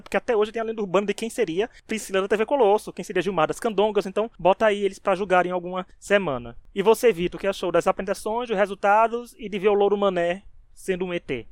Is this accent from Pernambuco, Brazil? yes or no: no; Paraíba, Brazil; sou paraibano